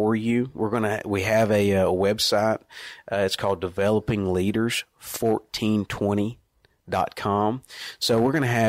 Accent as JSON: {"language": "English", "region": "Northeast Texas", "country": "United States", "tie": "born or raised there", "moved": "as an adult", "lives_now": "Arkansas, United States", "said": "Born and raised in Northeast Texas"}